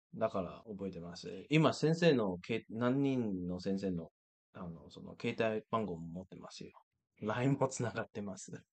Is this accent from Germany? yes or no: no; United States; 中学以来はずっとアメリカ育ちだから